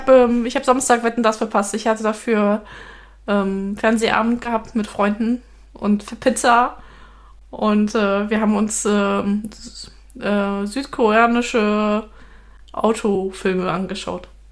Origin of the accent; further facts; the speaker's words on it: Rhineland, Germany; wir als Rheinländer